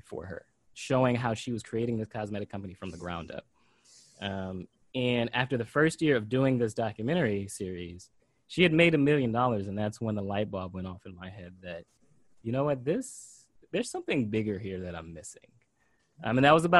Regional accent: Pompano Beach, Florida, United States; as an 8-year-old kid, I grew up in Pompano Beach, Florida

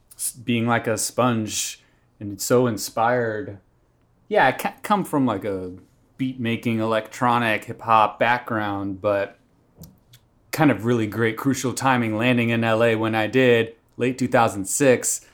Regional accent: Atlanta, Georgia, United States; moved away as an adult; also born or lived in Tallahassee, Florida; now in Los Angeles, United States; I was raised in Atlanta and then went to college in Northwest Florida, Tallahassee, Florida

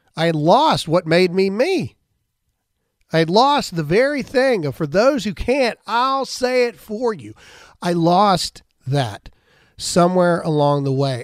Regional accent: United States; we're Americans

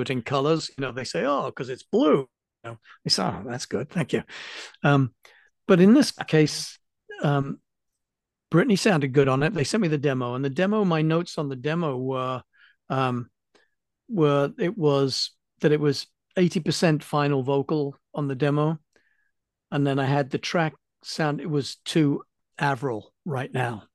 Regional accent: England, United Kingdom; being English

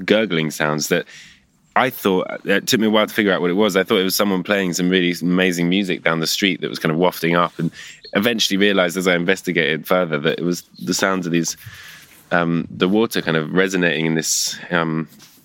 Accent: London, United Kingdom; Where I grew up in London, my street used to basically have the river running right outside it

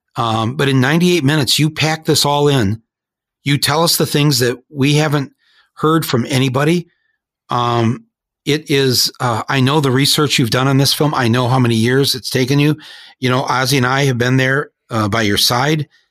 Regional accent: Flint, Michigan, United States; We are of Flint, Michigan, folks

